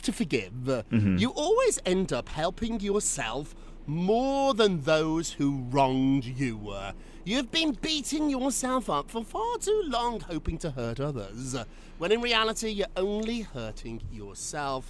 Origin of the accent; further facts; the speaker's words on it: United Kingdom; now in United States; a Brit who lives in America